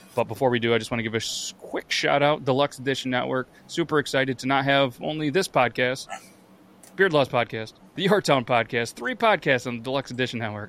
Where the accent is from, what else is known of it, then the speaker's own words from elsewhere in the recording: New York, United States; I'm from New York